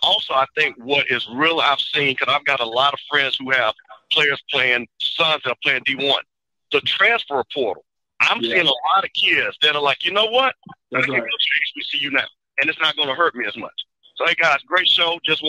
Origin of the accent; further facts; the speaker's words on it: Jackson, Mississippi, United States; I'm originally from Jackson.